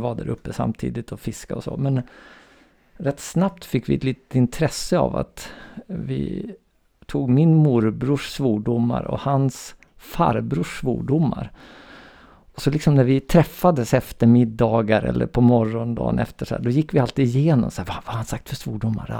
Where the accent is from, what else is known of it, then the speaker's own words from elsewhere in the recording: Umeå, Västerbotten County, Sweden; jag är då uppväxt i Umeå